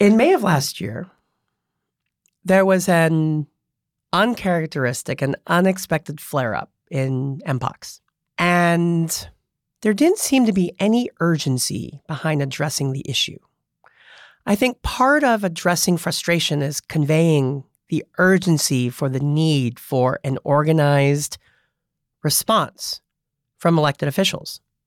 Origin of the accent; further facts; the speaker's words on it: Monterey Park, California, United States; now in San Francisco, United States; I was born in Monterey Park, the son of Cambodian refugees